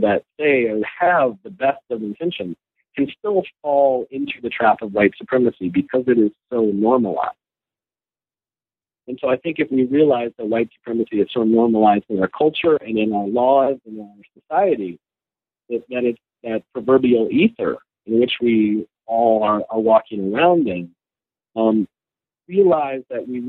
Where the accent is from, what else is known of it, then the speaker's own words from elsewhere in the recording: North Carolina, United States; North Carolina has, you know, my home state, I'm a Tar Heel at heart.